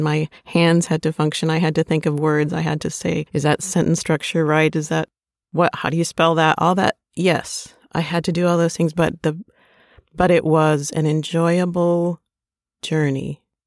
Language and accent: English; Minnesota, United States; growing up in Minnesota